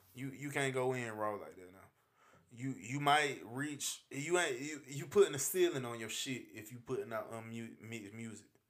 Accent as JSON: {"language": "English", "country": "United States", "moved": "yes", "said": "I'm originally from Carolina"}